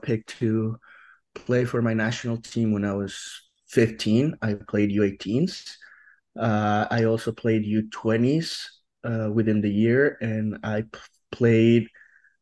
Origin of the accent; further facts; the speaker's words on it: Mexico City, Mexico; now in Utah, United States; I'm from Mexico City in Mexico.